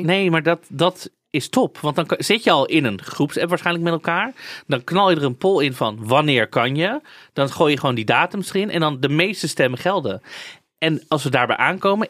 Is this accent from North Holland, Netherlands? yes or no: yes; Amsterdam, North Holland, Netherlands; als Amsterdammer